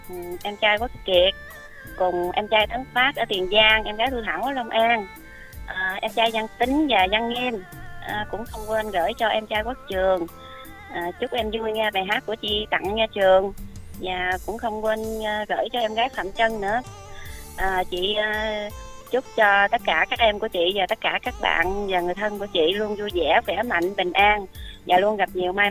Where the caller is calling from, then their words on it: Đồng Nai, Vietnam; ở thì em à, đang ở đồng nai